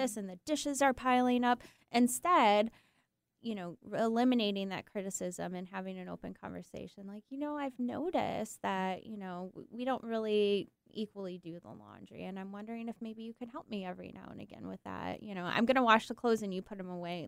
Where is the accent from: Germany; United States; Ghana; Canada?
United States; Michigan; moved away; I'm, I'm from Michigan, and actually my partner is too